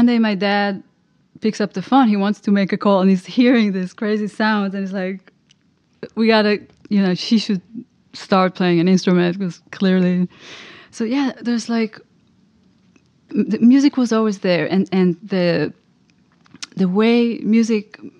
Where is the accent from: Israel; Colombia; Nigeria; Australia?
Israel; moved away as an adult; also born or lived in New York, United States; now in Los Angeles, United States; I grew up in Israel, and I moved to New York, to the US, exactly 20 years ago.